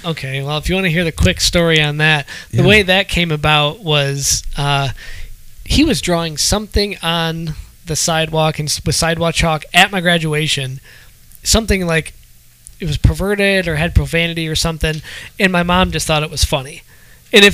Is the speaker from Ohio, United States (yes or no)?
yes; Ohio, United States; I'm from Ohio, so.